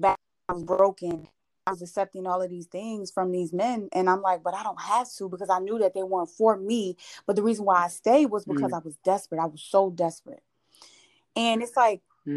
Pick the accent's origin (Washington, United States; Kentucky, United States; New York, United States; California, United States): New York, United States; Buffalo; moved away as an adult; now in Georgia, United States; I'm from Buffalo, New York